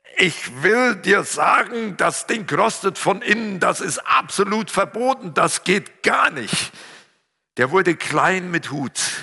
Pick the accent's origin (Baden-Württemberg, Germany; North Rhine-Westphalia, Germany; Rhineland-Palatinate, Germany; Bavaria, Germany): North Rhine-Westphalia, Germany; Siegerland; Meine Sprache verrät ja, ich komme aus dem Siegerland